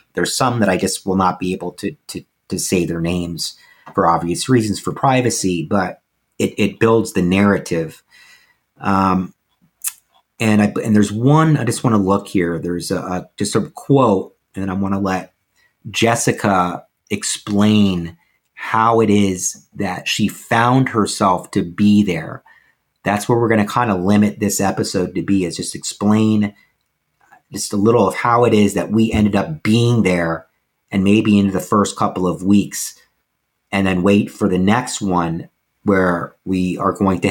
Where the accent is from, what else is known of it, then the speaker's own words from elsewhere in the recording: Nashville, Tennessee, United States; And I am from Nashville, Tennessee.